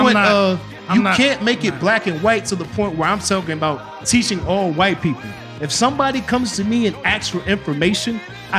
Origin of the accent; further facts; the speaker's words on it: the South, United States; We're from the South, my nigga.